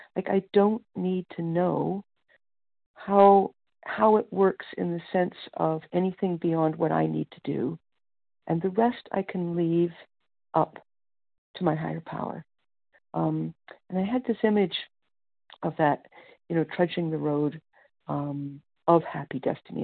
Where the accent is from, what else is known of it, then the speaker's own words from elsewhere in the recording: Canada; I'm from Canada